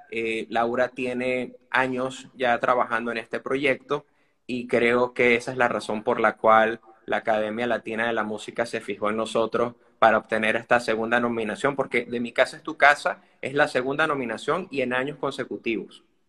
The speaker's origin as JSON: {"language": "Spanish", "country": "Venezuela", "said": "somos venezolanos"}